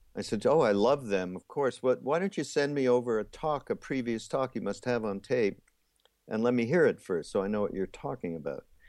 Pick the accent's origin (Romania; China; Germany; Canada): Canada; Montreal, Quebec; also born or lived in Los Angeles; now in South Carolina, United States; I'm actually from Montreal